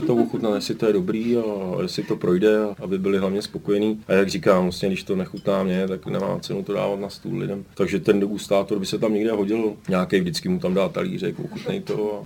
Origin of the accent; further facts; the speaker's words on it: Liberec, Liberec Region, Czechia; moved away; also born or lived in Austria; jsem se tam narodil a to město mám hrozně rád a vždycky se tam rád vracím